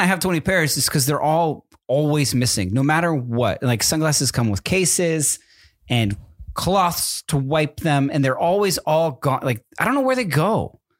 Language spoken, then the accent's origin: English; East Coast, United States; now in Southern California, United States; I'm from the East Coast